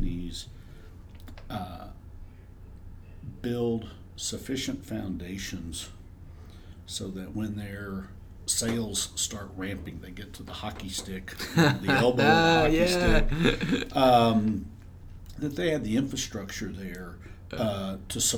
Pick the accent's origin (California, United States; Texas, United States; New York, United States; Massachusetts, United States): Texas, United States; Dallas; moved away as an adult; now in Austin, United States; I was in Dallas at the time, had been born and raised in Dallas